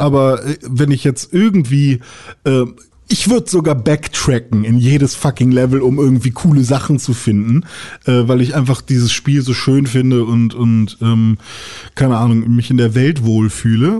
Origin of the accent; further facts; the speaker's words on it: Germany; bei uns in Deutschland